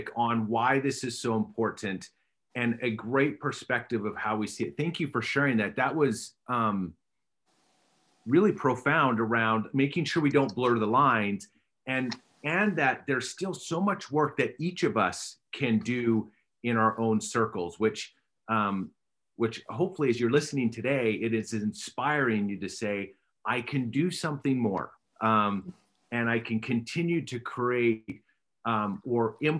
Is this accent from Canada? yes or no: yes; close to Calgary, Alberta, Canada; I'm as a Canadian, I grew up close to Calgary.